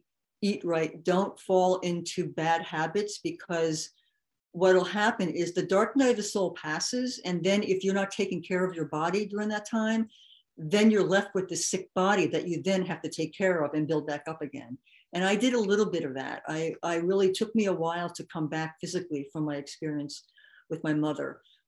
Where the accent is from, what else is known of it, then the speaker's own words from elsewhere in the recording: New York, United States; because I am white and I'm from New York.